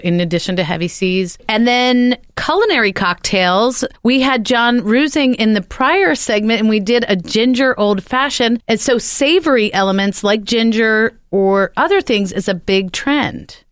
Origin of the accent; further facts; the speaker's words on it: New Jersey, United States; I'm from Jersey